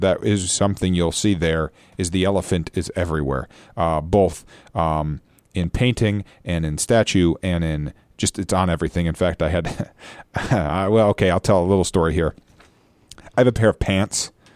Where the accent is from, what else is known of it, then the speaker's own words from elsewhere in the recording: Michigan, United States; my home state of Michigan